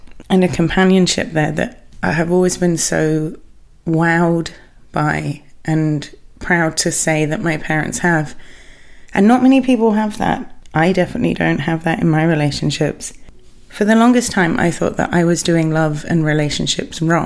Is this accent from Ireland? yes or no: no; England, United Kingdom; being English